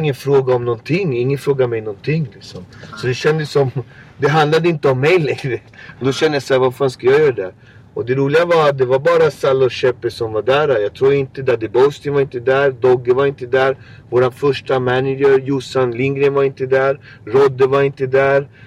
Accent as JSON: {"language": "Swedish", "area": "Botkyrka", "region": "Stockholm County", "country": "Sweden", "said": "min gata där jag kommer ifrån"}